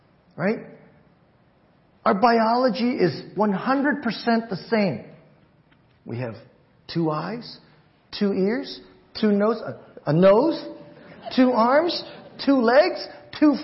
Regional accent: Hawaii, United States; moved away; I'm Chinese, but I grew up in Hawaii

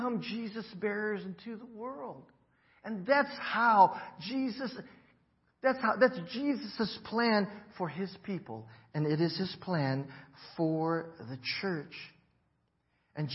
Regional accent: Hawaii, United States; moved away as an adult; I grew up in Hawaii

